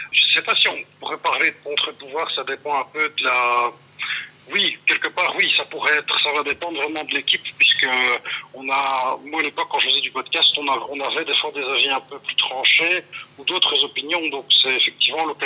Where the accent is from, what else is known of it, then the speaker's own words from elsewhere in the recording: Brussels, Belgium; Je suis bruxellois d'origine, mais ça vous m'avez perdu.